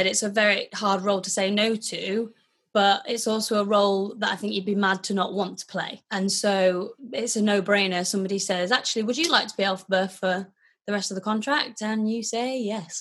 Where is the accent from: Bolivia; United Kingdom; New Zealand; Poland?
United Kingdom; Wakefield, Yorkshire and the Humber; I grew up in Wakefield, but I used to go to stage school in Leeds